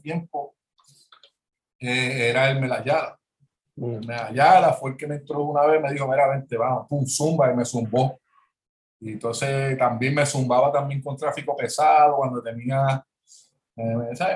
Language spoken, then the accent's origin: Spanish; Jayuya, Puerto Rico; also born or lived in Worcester, Massachusetts, United States / San Juan, Puerto Rico / San Germán, Puerto Rico; yo soy natural de Jayuya